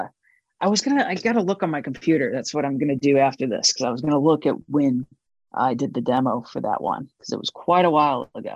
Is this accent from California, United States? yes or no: no; St. Louis, Missouri, United States; moved away; growing up in St. Louis as a kid